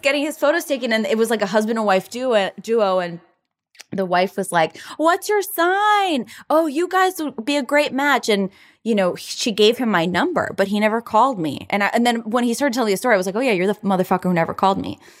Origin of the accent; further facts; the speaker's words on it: Florida, United States; now in Los Angeles, United States; I'm from Florida